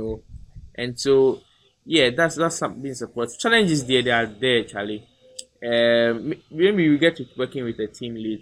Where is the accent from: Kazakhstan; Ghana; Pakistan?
Ghana; being a Ghanaian